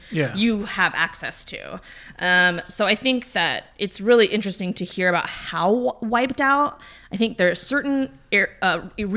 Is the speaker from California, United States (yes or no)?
no; Oregon, United States; I grew up in Oregon